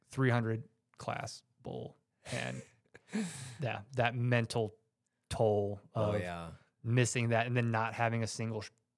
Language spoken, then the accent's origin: English; Georgia, United States; Georgia. Yep.